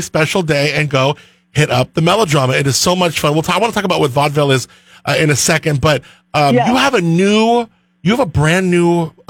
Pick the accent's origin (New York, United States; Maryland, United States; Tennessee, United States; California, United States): California, United States; northern LA County, Southern; moved away; I grew up in Southern California in like the northern part of LA County. So I was near like Thousand Oaks.